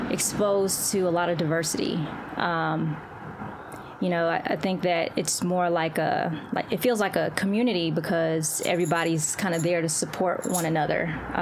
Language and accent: English; Valdosta, Georgia, United States; also born or lived in Crete, Greece / Guam; But I was born in Crete, Greece, and so we lived there for about a year, and then we moved to Guam, and then we eventually moved to Valdosta, Georgia, which is where I spent majority of my childhood.